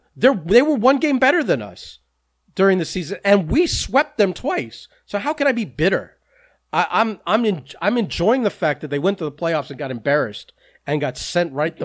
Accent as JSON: {"language": "English", "region": "New England", "country": "United States", "said": "There's some people that I'm from New England. I root for New England."}